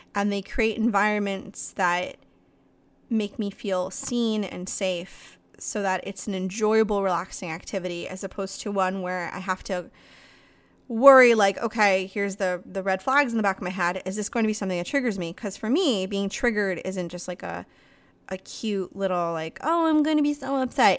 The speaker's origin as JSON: {"language": "English", "country": "Ireland", "said": "I'm fucking Irish"}